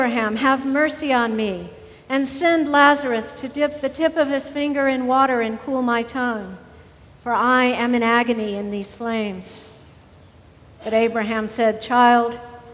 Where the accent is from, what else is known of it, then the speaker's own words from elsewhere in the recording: the South, United States; as a Southerner